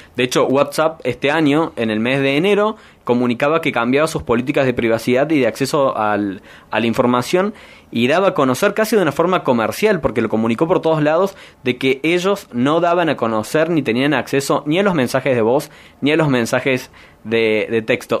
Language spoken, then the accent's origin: Spanish; Argentina; la cantidad de personas que somos en Argentina